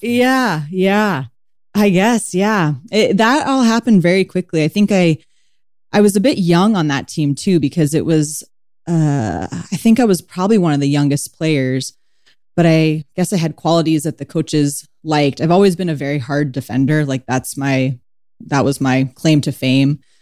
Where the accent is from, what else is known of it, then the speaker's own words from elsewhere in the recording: San Diego, California, United States; I grew up in San Diego, California